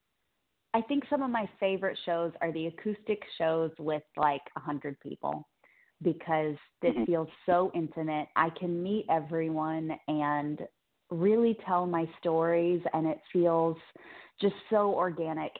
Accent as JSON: {"language": "English", "town": "Cape Girardeau", "region": "Missouri", "country": "United States", "tie": "born or raised there", "moved": "yes", "said": "that's actually my hometown"}